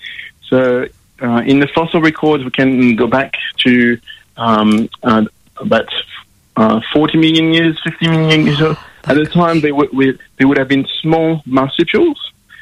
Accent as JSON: {"language": "English", "country": "France", "second_language": "English", "lives_now": "Australia"}